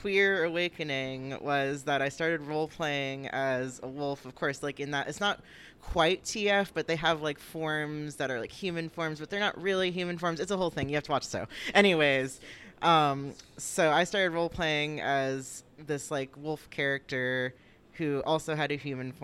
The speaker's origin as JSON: {"language": "English", "region": "Florida", "country": "United States", "tie": "born or raised there", "said": "I was born in Florida"}